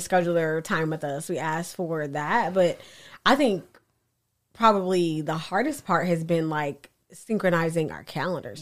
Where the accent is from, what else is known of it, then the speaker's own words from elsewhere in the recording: Indianapolis, Indiana, United States; Indy is is my hometown. It's where I was born and raised.